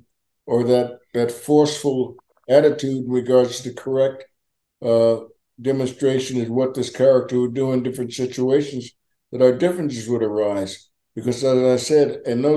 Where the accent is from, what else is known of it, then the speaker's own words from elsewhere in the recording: East Orange, New Jersey, United States; moved away; also born or lived in Newark, New Jersey / California; I was born in Newark and raised in East Orange, New Jersey